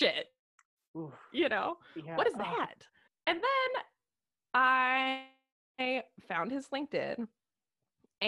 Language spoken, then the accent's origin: English; Midwest, United States; You and I grew up in the Midwest.